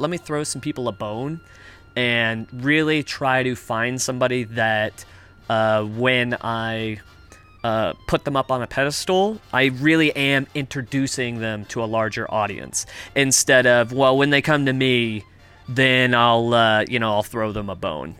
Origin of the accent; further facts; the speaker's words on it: United States; now in Toronto, Canada; I'm American.